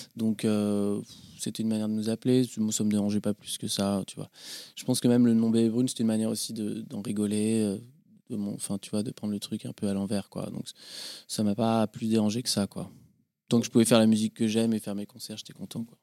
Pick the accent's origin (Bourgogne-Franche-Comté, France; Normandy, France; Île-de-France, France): Île-de-France, France; Paris; also born or lived in Boulogne-Billancourt; j'ai grandi à Paris. J'ai grandi à Paris, euh, rive gauche, dans le 14e, vers le parc Montsouris